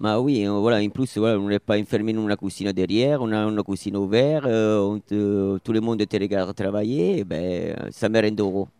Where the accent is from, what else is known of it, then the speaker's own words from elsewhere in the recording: Rome, Lazio, Italy; French is a second language; moved away as an adult; now in France; Je suis né à Rome